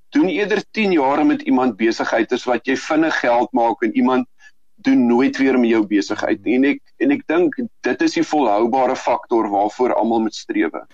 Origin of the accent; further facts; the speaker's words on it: South Africa; ons as Suid-Afrikaners